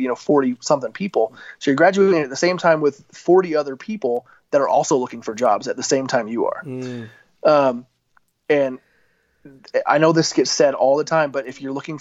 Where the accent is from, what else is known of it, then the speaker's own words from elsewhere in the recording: Arizona, United States; moved away as an adult; also born or lived in Southern California / Billings, Montana; I'm an Arizona boy. You know, I grew up in the Arizona desert